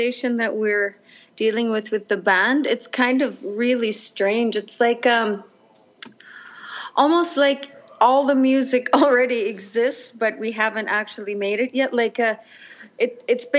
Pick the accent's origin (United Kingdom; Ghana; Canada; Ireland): Canada; Cambridge Bay, Nunavut; I'm from Nunavut, Cambridge Bay. Born in Cambridge Bay